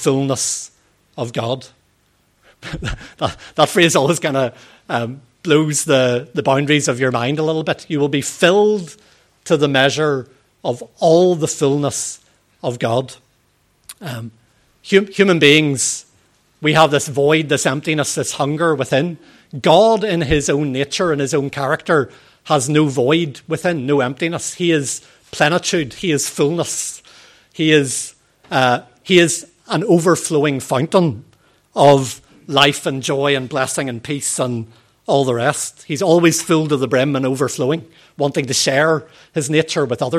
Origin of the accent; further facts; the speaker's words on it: Northern Ireland, United Kingdom; In our proper way of speaking in Northern Ireland, we use stay for